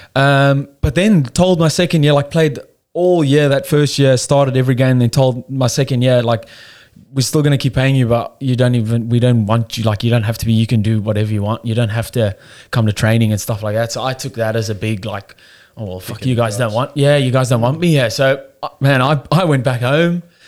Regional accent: Cape Town, Western Cape, South Africa; moved away as an adult; now in Australia; I don't know if you can hear by the accent. I'm South African. I come over here about five years ago. Um, born in Cape Town, so it's like the southern part of of of South Africa. Um, yeah, no, pretty normal upbringing

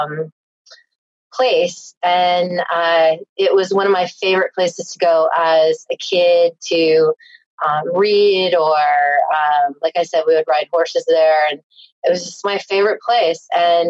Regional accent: Tennessee, United States; I grew up in Tennessee

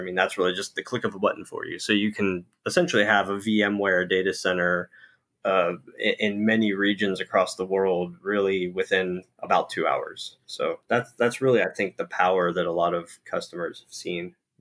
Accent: Pittsburgh, Pennsylvania, United States; I grew up in Pittsburgh, Pennsylvania

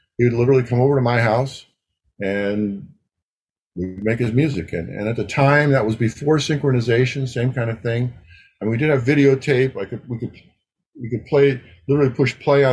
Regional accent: Ohio, United States; moved away; I was from Ohio at the time.

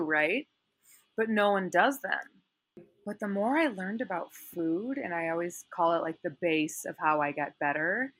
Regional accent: Chicago, Illinois, United States; moved away as an adult; also born or lived in California; now in Los Angeles, United States; I'm originally from Chicago, and it's funny because out here, everyone tells me I have an accent

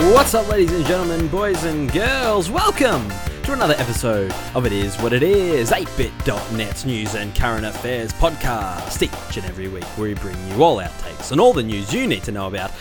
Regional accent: Rosebud, Victoria, Australia; I grew up on the Mornington Peninsula is the next question, um, down in Rosebud.

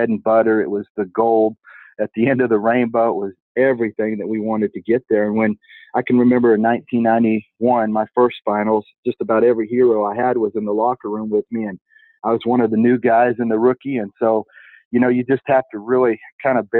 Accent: Turlock, California, United States; also born or lived in Visalia, California; I actually grew up in a sale barn in Turlock, California. I was born in Visalia, California in 1969

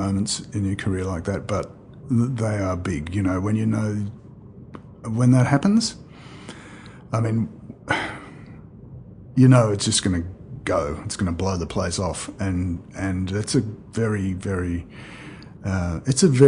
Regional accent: Australia; we are Australian. We live here.

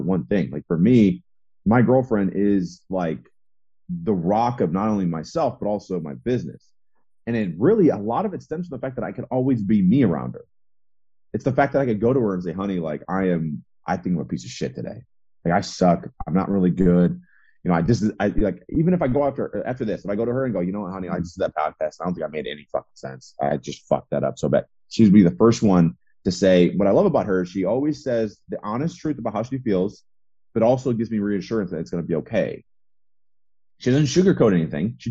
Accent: Midwest, United States; I grew up in the Midwest

